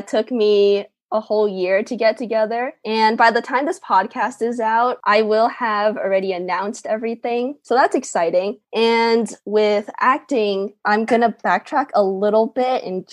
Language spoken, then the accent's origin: English; Houston, Texas, United States; now in Los Angeles, United States; I'm originally from Houston, Texas, and right now I live in Los Angeles, or the area around it